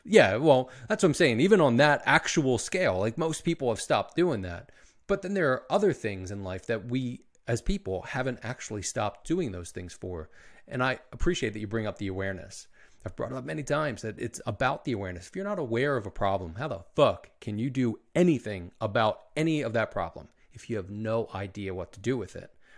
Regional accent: Philadelphia, Pennsylvania, United States; I was born in Philly

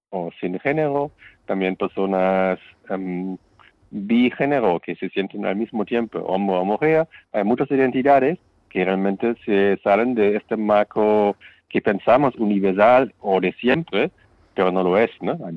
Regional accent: Germany; now in Spain; el Estado civil que yo tengo en mi país de origen, en mi caso Alemania, tiene que ser respetado por el país a donde voy.

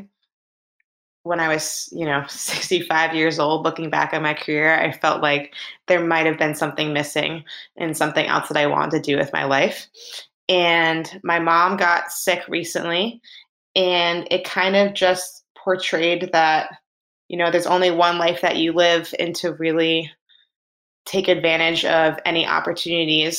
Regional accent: Boston, Massachusetts, United States; I grew up in Boston, Mass, in a small suburb

